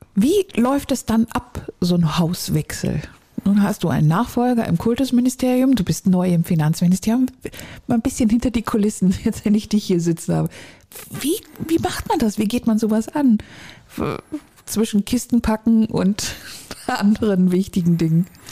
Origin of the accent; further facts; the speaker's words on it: Schleswig-Holstein, Germany; moved away; meine alte Heimat